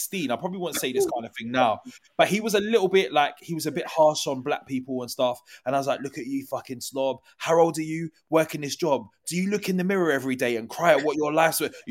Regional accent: London, United Kingdom; I grew up in New Cross, Southeast London

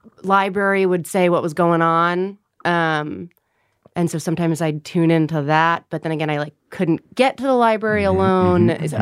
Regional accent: Long Island, New York, United States; I grew up on Long Island

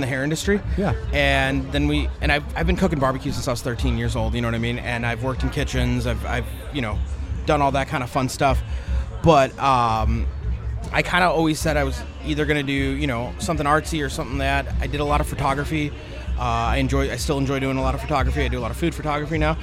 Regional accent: Chicago, Illinois, United States; we're from Chicago

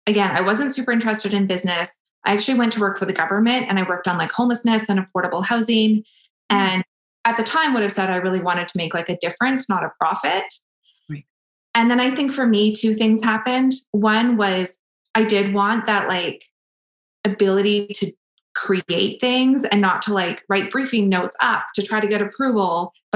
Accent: Prince George, British Columbia, Canada; moved away as an adult; now in Edmonton, Canada; I came to Edmonton. So I moved from Prince George to Edmonton for university.

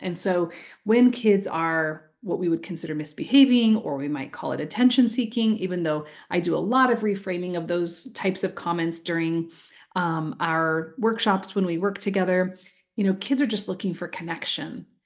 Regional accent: Iowa, United States; now in Oregon, United States; I recently got back from my home state of Iowa, where I grew up

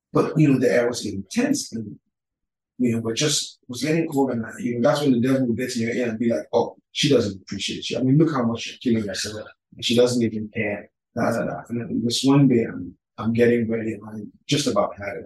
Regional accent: Lagos, Nigeria; also born or lived in United States; I'm from Lagos. I'm from Calabar. My mom is Calabar. My dad is from Lagos. I spent most of my growing up years here

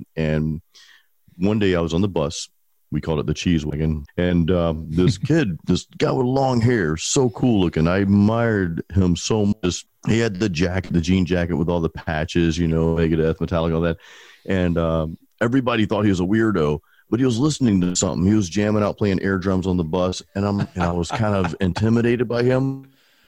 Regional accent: Pensacola, Florida, United States; now in Tampa, United States; I was actually born and raised in Pensacola

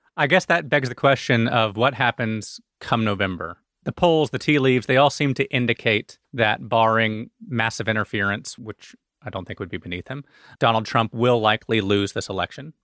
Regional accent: Alabama, United States; in Alabama, my home state

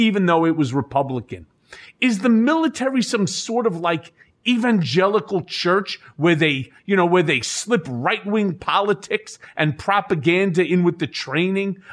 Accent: Lawrence, New York, United States; I grew up in Lawrence, the Five Towns

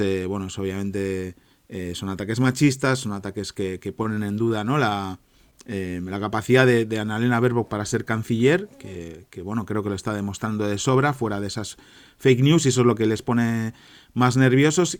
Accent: Spain; yo que soy español

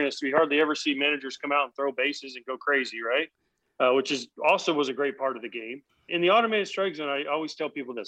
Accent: East Coast, United States; I was born on the East Coast. I live on the East Coast

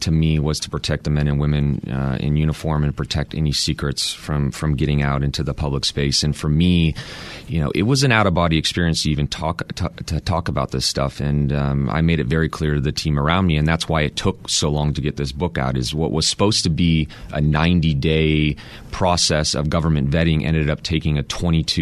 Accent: Texas, United States; I grew up in Texas

